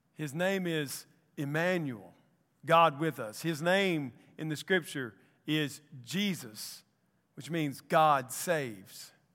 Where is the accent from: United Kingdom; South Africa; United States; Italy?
United States; Columbus, Mississippi; now in Anniston, United States; I'm from Columbus, Mississippi.